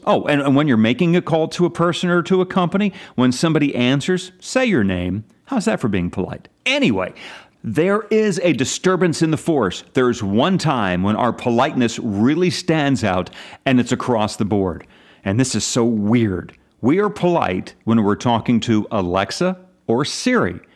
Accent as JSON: {"language": "English", "region": "Pennsylvania", "country": "United States", "tie": "born or raised there", "said": "my home state"}